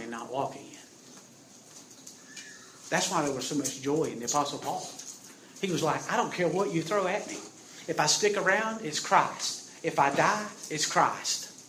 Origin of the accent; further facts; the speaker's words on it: South Georgia, United States; I'm from South Georgia.